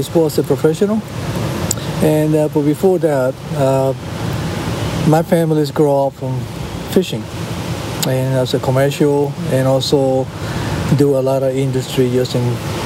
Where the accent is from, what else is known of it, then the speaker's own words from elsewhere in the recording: Rincón, Puerto Rico; moved away; also born or lived in Ocean City, Maryland; My hometown, Rincon, Puerto Rico, is dedicated for sport